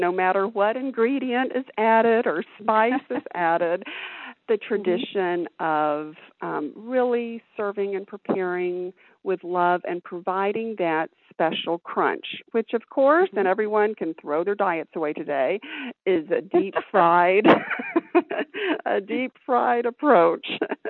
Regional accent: Alabama, United States; accent: Southern; now in Chicago, United States; I grew up in the heart of Dixie in Alabama. Mm-hmm. And so I might slip into my Southern accent and even say a few y'alls today from Chicagoland.

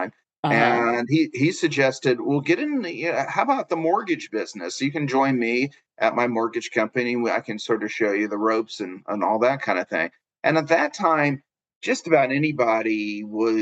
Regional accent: Atlanta, Georgia, United States; I'm an Atlanta native, born and raised, never left

